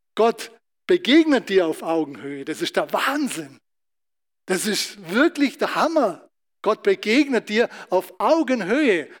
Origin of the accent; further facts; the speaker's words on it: Germany; als Deutscher